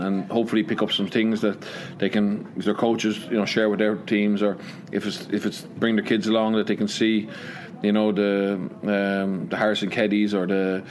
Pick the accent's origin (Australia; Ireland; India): Ireland; Leinster; moved away as an adult; also born or lived in Connacht; now in Wales; in Ireland, you know, I grew up, when I was born, I was from Leinster, and I knew I was from Leinster